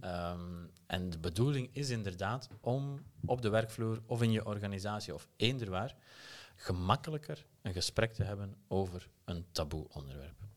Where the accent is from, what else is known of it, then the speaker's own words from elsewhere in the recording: Aalst, Flanders, Belgium; accent: Belgian; moved away as an adult; also born or lived in Turkey / Germany; now in Utrecht, Netherlands; stemgeluid zal je onmiddellijk verraden dat ik uit België kom. Eh, geboren in Aalst